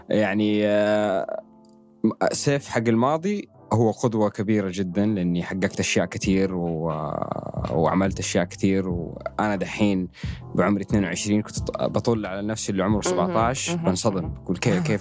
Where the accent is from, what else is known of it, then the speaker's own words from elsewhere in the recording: Saudi Arabia; انا اصغر واحد من السعوديه انه خلص السباق ده